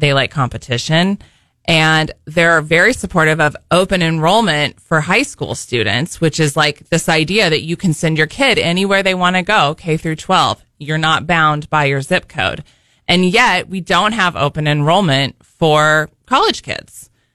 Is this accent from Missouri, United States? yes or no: yes; Southwest Missouri, United States; I grew up in Southwest Missouri, single mom